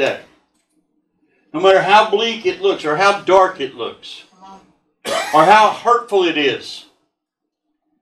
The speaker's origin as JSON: {"language": "English", "region": "Texas", "country": "United States", "said": "I'm from Texas"}